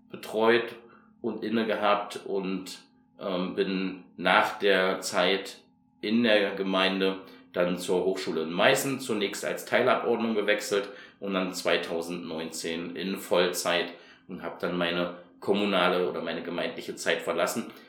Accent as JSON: {"language": "German", "country": "Hungary", "tie": "born or raised there", "also_born_or_lived": "Chemnitz, Germany", "said": "Ich bin tatsächlich eher ein ostdeutsches Kind, ich bin aus Karl-Marx-Stadt und bin in Ungarn aufgewachsen"}